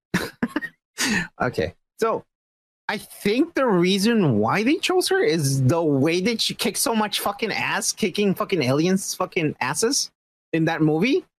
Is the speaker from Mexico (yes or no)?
yes; Mexico; I'm just Mexican.